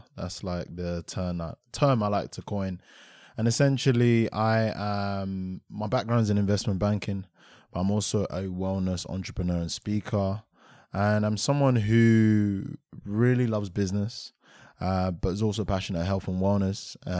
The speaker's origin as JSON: {"language": "English", "region": "London", "country": "United Kingdom", "tie": "born or raised there", "said": "So I grew up in Aylesbury Estate, stayed there for a number of years, and then moved over to like more of Greater London, or should I say Kent."}